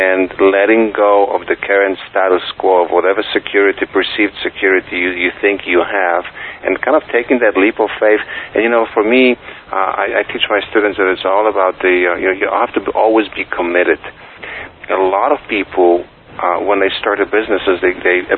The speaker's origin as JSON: {"language": "English", "country": "Poland", "tie": "born or raised there", "also_born_or_lived": "New York", "first_language": "Polish", "second_language": "English", "moved": "as an adult", "lives_now": "United States", "said": "me growing up in Poland. And when I came to the United States in 1989"}